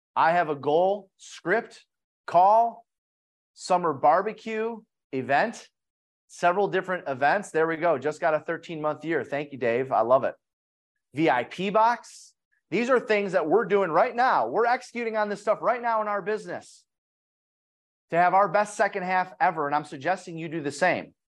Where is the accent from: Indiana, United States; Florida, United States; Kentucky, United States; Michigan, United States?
Michigan, United States; Detroit; I'm from Detroit, so we have a lot of manufacturing